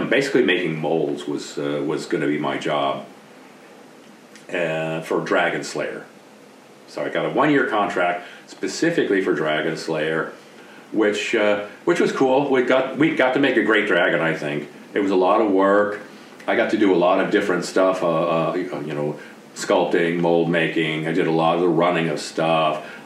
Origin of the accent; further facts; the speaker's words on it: East Coast, United States; Uh, and I came from the East Coast uh, at the time, and so the whole West Coast experience for me was brand new.